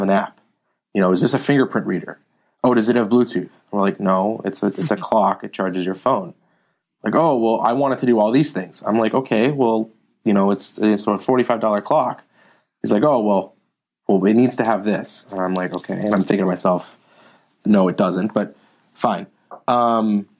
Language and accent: English; Palo Alto, California, United States; I grew up in Palo Alto, born and raised in Palo Alto.